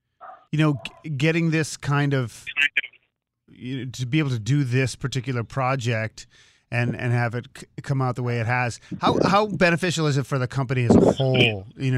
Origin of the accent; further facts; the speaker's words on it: Massachusetts, United States; I'm old, and I grew up in Mass